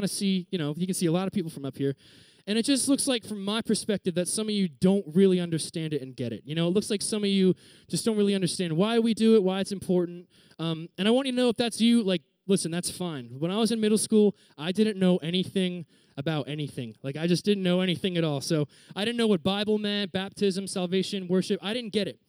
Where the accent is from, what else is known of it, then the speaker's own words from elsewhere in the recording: Reading, Pennsylvania, United States; moved away as an adult; also born or lived in Virginia; I'm from Reading, Pennsylvania, which is kind of like a sub-city area of Philadelphia